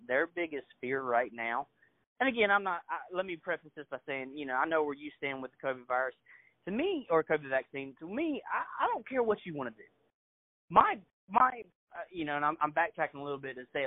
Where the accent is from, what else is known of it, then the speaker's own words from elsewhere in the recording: United States; As an American citizen